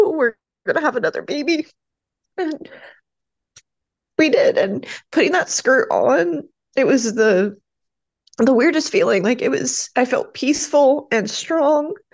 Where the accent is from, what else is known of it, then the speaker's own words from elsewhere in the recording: Ohio, United States; I'm from Ohio in the United States.